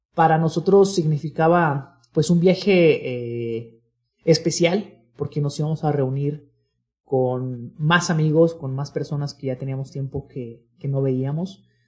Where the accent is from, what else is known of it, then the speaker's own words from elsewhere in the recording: Guadalajara, Jalisco, Mexico; todos los amigos que somos de acá de Guadalajara